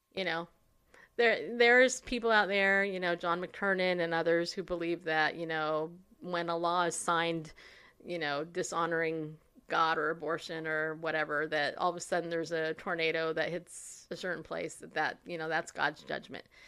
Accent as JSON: {"language": "English", "country": "United States", "said": "as American Christians"}